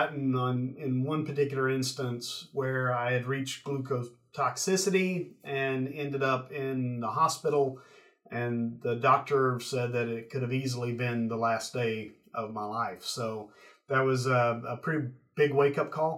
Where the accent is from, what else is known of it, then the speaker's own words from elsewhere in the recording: East Tennessee, United States; I'm from East Tennessee